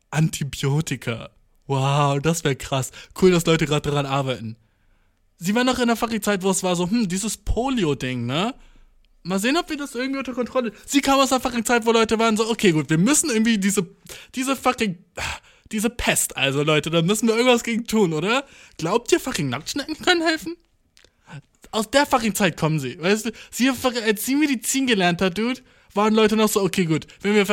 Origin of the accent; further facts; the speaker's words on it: Göttingen, Lower Saxony, Germany; Ich bin so, äh, aus Göttingen, aber ich wohne hier.